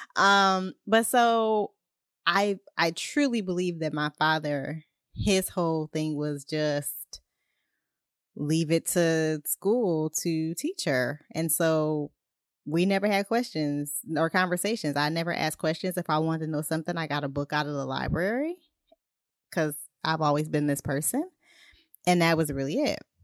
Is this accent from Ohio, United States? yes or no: yes; Ohio, United States; I'm from Ohio